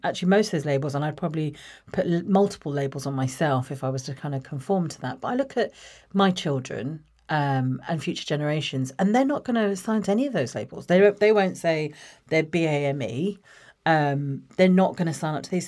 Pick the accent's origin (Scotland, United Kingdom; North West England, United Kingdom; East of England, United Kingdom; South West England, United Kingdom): East of England, United Kingdom; Watford; I grew up in Watford, uh, born in Watford